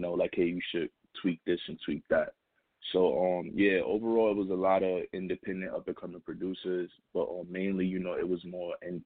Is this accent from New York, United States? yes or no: yes; New York City, New York, United States; I'm calling from the Bronx, you know what I'm saying, New York City. So, yeah, my hometown